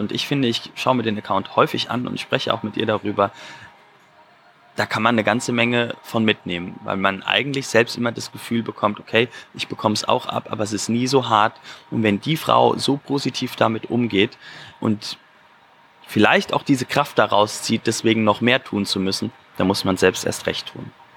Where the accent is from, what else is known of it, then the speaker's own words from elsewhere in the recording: Germany; als Deutscher